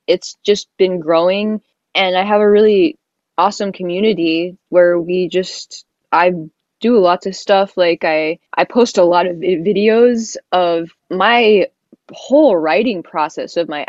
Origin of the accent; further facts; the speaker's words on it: the South, United States; I'm from the South and my whole family is from the South